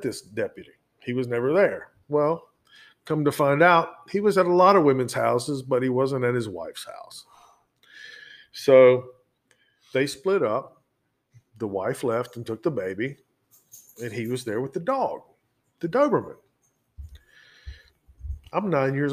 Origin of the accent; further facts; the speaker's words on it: Brunswick, Georgia, United States; moved away as an adult; now in Virginia, United States; I grew up in Glynn County, Georgia, which is Brunswick, Georgia